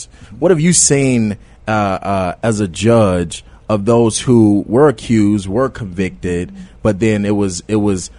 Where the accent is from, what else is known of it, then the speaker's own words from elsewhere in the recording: Chicago, Illinois, United States; I grew up in Englewood too.